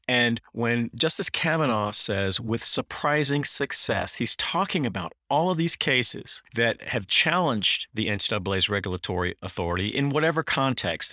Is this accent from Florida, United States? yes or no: no; Durham, North Carolina, United States; I grew up in Durham, North Carolina, which is ground zero for big tobacco.